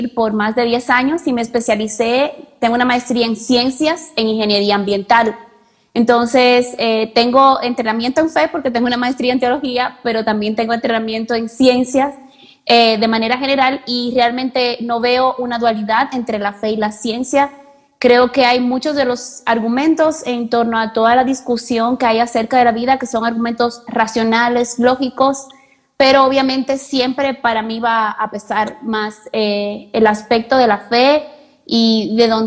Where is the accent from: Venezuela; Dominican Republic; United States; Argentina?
Dominican Republic; now in Guatemala; Guatemala, pero siempre he estado muy involucrada y pendiente de lo que realmente está aconteciendo en mi país.